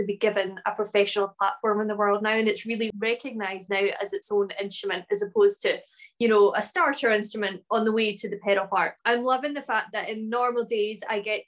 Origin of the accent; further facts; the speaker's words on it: Ullapool, Scotland, United Kingdom; now in Glasgow, United Kingdom; I live in the city of Glasgow in Scotland, although I'm originally from the Northwest Highland village of Ullapool, a beautiful fishing village in the north of Scotland